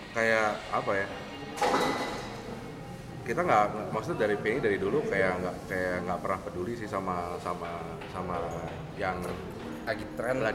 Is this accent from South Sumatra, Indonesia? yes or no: no; Jakarta, Indonesia; Karena kita orang Jakarta kan, ah. tiba-tiba ke Semarang yang kita nggak tahu apa